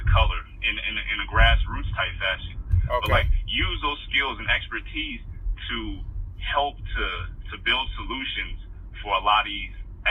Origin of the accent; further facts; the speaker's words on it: Chicago, Illinois, United States; also born or lived in Richton Park, Illinois / Columbus, Ohio; I'm from Southside Chicago